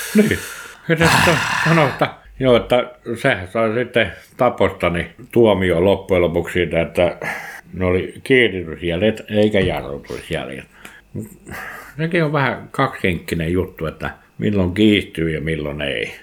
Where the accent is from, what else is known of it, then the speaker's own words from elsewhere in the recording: Nastola, Päijät-Häme, Finland; kotikylässäni, ei kylässä Villahteellä, vaan kotikunnassa, niin Nastolassa